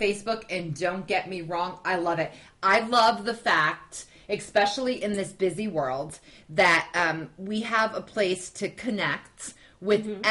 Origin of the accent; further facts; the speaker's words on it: North Carolina, United States; I'm from North Carolina